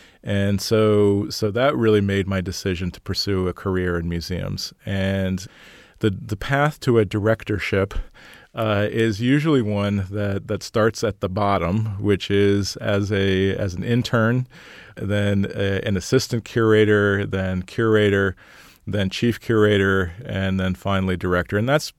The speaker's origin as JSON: {"language": "English", "region": "Pennsylvania", "country": "United States", "said": "I was originally from Pennsylvania. If people ask me where I'm from, I say Pennsylvania."}